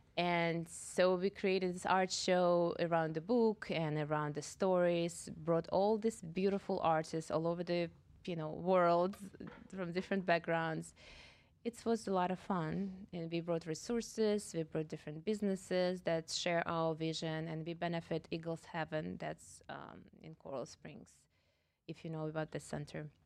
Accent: Russia; moved away as an adult; also born or lived in Kazakhstan; now in Boca Raton, United States; Originally, I am from uh, Russia

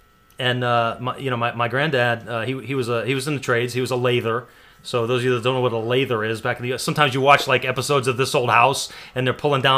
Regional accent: United States; I'm an American. You know, I've come from the West.

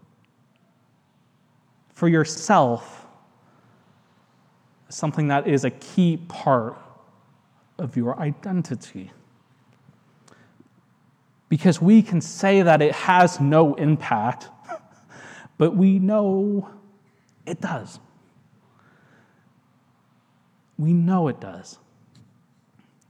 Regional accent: United States; I'm American. I'm happy to live here.

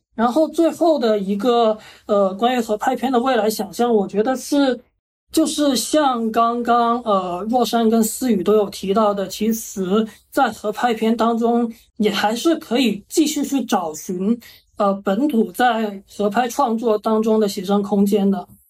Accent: Guangdong, China; 我们广东人

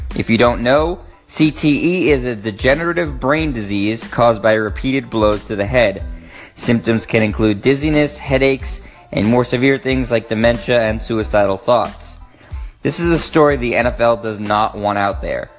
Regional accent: Boston, Massachusetts, United States; I am from Boston, born and raised

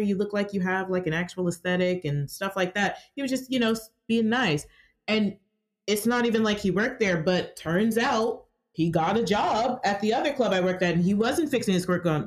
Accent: Georgia, United States; I was born and raised here in Georgia.

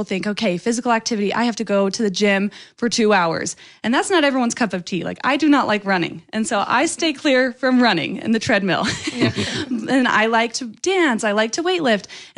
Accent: Lehi, Utah, United States; I was happy to represent Lehi, my home state, or my hometown, yeah. and then Utah, my home state

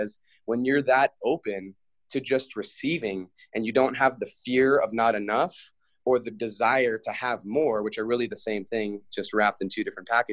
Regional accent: Big Island, Hawaii, United States; now in California, United States; I was born and raised in Hawaii on the Big Island

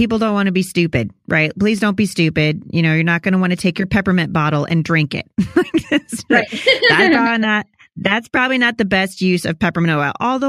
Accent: Pacific Northwest, United States; I'm from the Pacific Northwest, but I travel all the time with my family.

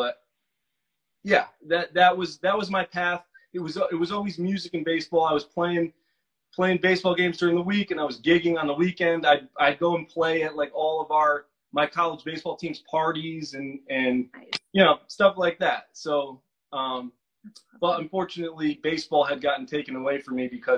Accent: Milford, Connecticut, United States; also born or lived in New York; I grew up on the East Coast. I'm an East Coast guy, Connecticut, in a town called Milford, Connecticut

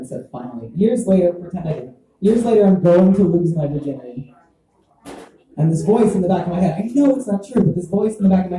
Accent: Texas, United States; I grew up in Texas

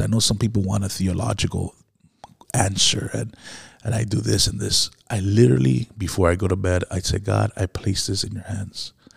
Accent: Miami, Florida, United States; I grew up in Miami, where there was a lot of witchcraft

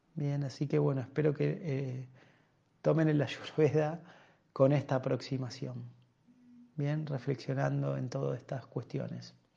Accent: Argentina; entre nosotros los argentinos

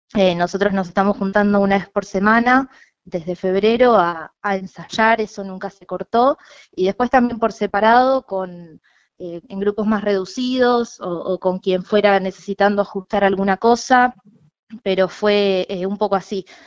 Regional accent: Necochea, Buenos Aires Province, Argentina; moved away as an adult; now in La Plata, Argentina; yo soy de Necochea, me vine a estudiar

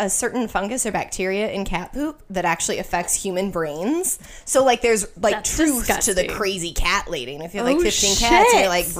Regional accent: Denver, Colorado, United States; moved away; I'm from Denver

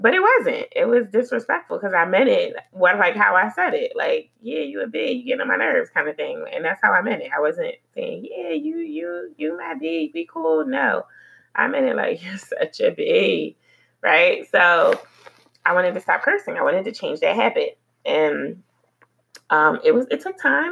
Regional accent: Philadelphia, Pennsylvania, United States; moved away; I'm from Philly, and, you know, Philadelphia, I really appreciate the upbringing that I had there

